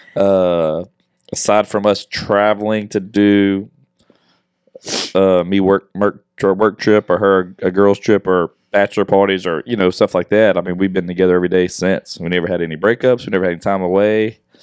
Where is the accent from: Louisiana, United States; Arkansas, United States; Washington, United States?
Louisiana, United States; Westlake; moved away as an adult; now in Houston, United States; my hometown in Westlake